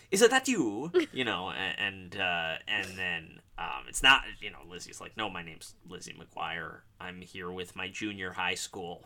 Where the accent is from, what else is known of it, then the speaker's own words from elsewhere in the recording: Park Ridge, Illinois, United States; I'm from Park Ridge, Illinois